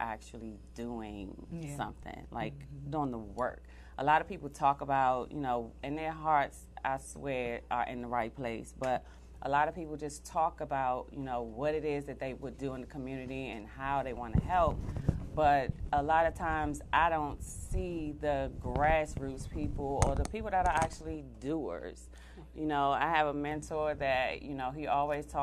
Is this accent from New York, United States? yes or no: no; Washington, District of Columbia, United States; I am born and raised in Washington, D.C., a native from Ward 8, Southeast D.C.